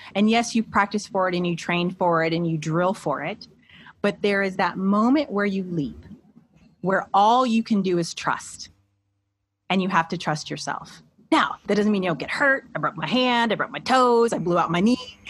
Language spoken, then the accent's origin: English; Midwest, United States; also born or lived in Iowa / Columbus, Ohio; being a Midwesterner, right? I have lived in Iowa and Ohio. Those are the only two places I've ever lived in my whole life